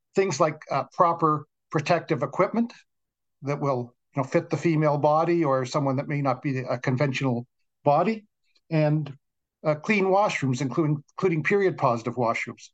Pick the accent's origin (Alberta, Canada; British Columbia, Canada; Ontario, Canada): Ontario, Canada; Toronto; I grew up in the West End of Toronto